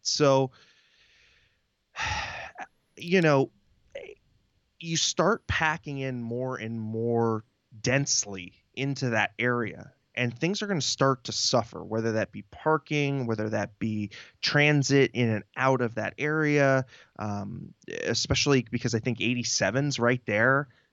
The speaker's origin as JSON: {"language": "English", "town": "San Jose", "region": "California", "country": "United States", "tie": "born or raised there", "also_born_or_lived": "Mountain View", "moved": "yes", "lives_now": "San Diego, United States", "said": "I spent, uh, a lot of my formative years, especially in East San Jose"}